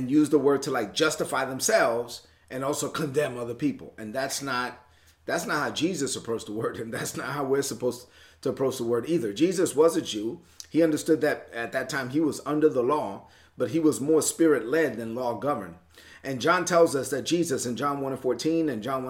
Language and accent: English; New York, United States; moved away; I'm from New York.